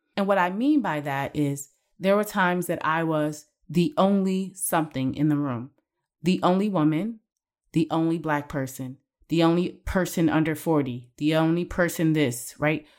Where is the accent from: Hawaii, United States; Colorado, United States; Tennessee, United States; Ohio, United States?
Ohio, United States; Cleveland; I started as a process engineer in my hometown of Cleveland, Ohio